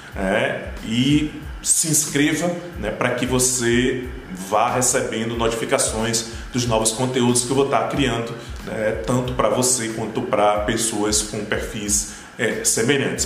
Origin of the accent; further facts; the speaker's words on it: Brazil; first language Portuguese; Aqui no Brasil, como o Brasil é muito grande, né? Existe uma, uma, questão cultural, né? tanto em relação ao porte do país, quanto em relação à língua da gente, né? pelo fato da gente falar português